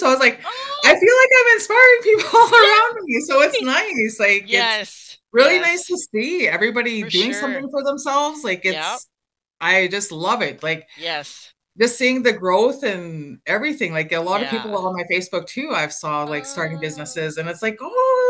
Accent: Wabasca, Alberta, Canada

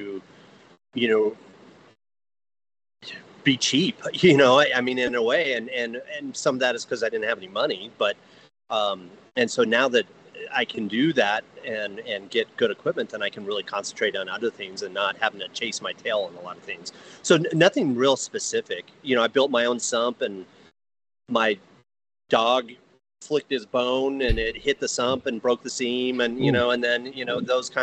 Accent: Evergreen, Colorado, United States; also born or lived in San Mateo, California / Foster City, California; I grew up here in Evergreen, Colorado

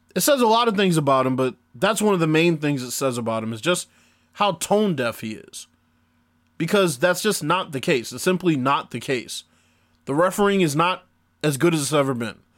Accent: Boston, Massachusetts, United States; I grew up in Boston, Massachusetts. I still live in Boston, Massachusetts

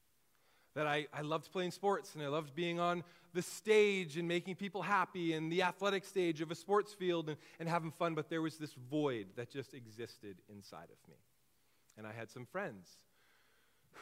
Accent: Kelowna, British Columbia, Canada; also born or lived in Trail, British Columbia; I was born in Kelowna, was primarily raised in the Okanagan

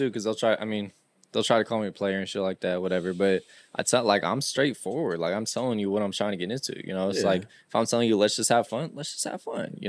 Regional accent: Sacramento, California, United States; it's where I grew up. This is my home.

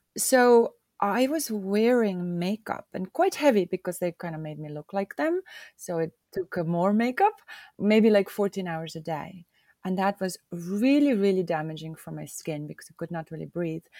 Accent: Hiiumaa, Hiiu County, Estonia; I am from Estonia, more so from the island of Hioma

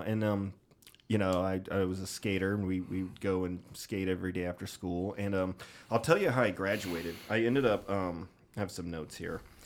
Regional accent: Jacksonville, Illinois, United States; my hometown of Jacksonville, Illinois

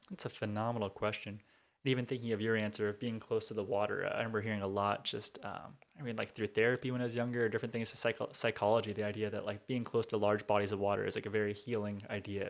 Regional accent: Southern California, United States; also born or lived in Tacoma, Washington / Billings, Montana / Bellevue, Washington / Rancho Cucamonga, California; growing up in Southern California, love listening to Power one oh six

